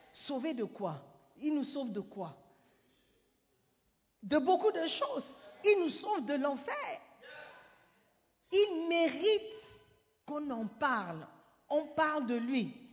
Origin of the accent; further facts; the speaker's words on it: Ghana; French is a second language; Mais il était surpris que je puisse dire que je ne suis pas francophone. Et je lui ai expliqué avec assurance, avec certitude, que je suis ghanéenne. Je, suis ghanéenne.